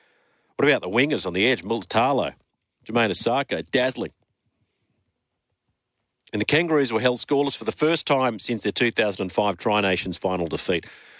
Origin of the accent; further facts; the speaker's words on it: Australia; as an Aussie fan, I'm thinking